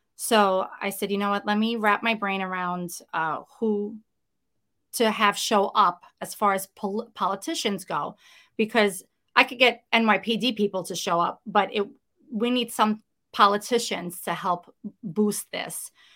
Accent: New York City, New York, United States; accent: Brooklyn; I am, uh, born and bred Brooklynite. I grew up in Brooklyn, you know, it's, it's who I am

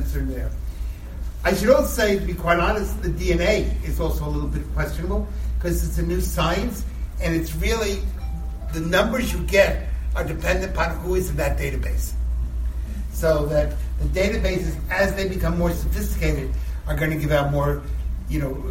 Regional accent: United States; also born or lived in New York; I grew up in New Jersey, in New York

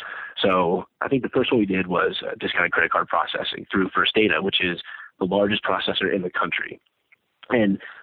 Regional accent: Annapolis, Maryland, United States; Born and raised in Annapolis, Maryland, right near the Naval Academy.

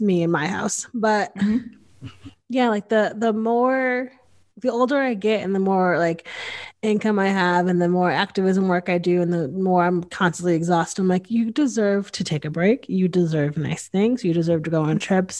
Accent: Northeast, United States; I grew up in the Northeast

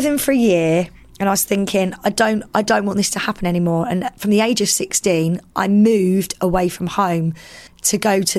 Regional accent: East of England, United Kingdom; I identify as a female lesbian. Growing up in Essex, it was very much like I was with the popular girls all the time at school

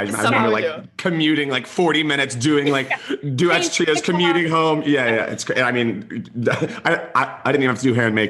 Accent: Georgia, United States; I was a studio kid. I grew up in the South. I'm from Georgia.

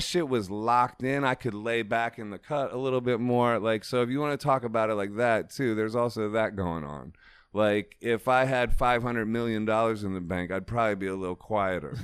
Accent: Ohio, United States; I'm from Ohio

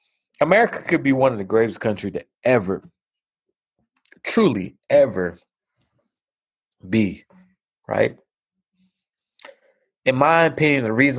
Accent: United States; I am American.

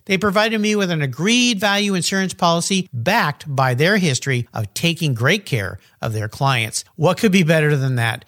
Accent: La Jolla, California, United States; La Jolla Concours, my hometown concours

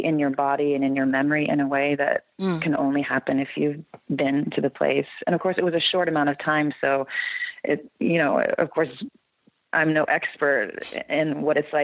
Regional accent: Barrington, Illinois, United States; I grew up in the western burbs of Chicago, Barrington, and then went to Northwestern to study music

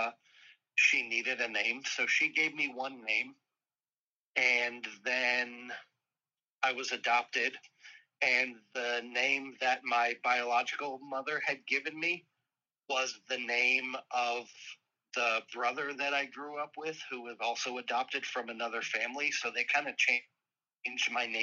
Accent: San Diego, California, United States; I was born in San Diego, California.

